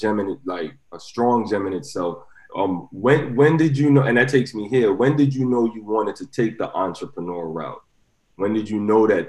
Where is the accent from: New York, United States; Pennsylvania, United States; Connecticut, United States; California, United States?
New York, United States; New York City; I'm from Brooklyn